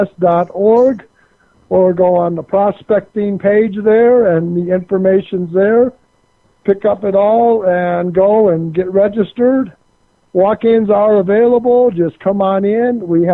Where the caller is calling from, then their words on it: Colorado, United States; Nugget Brain in Colorado, of course.